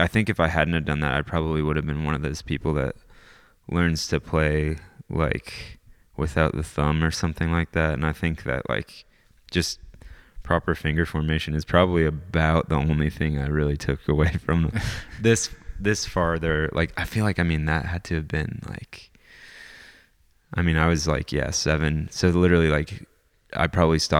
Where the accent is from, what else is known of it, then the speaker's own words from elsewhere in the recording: Canada; also born or lived in North Carolina; now in Bellingham, United States; originally I'm Canadian